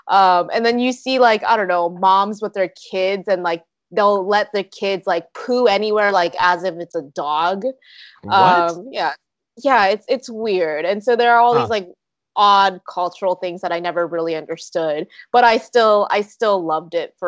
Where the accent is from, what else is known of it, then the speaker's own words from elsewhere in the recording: South Korea; born there; also born or lived in Canada; So I actually didn't grow up in the States. I was born in Korea. I lived in Canada, and I've lived in some other countries as well.